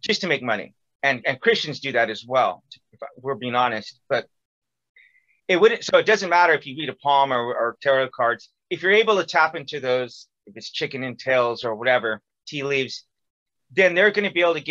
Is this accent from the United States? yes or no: yes; California, United States; moved away as an adult; also born or lived in Missouri; I was from California, but went to school in Missouri